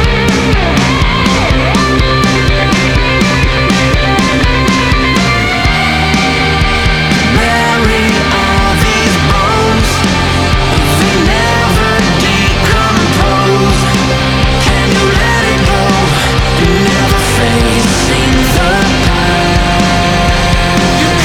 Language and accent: English; Minnesota, United States; accent: Minnesota; my Minnesota accent